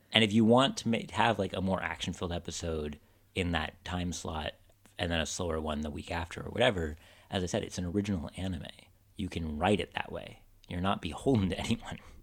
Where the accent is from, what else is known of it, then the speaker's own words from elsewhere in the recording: United States; I'm an American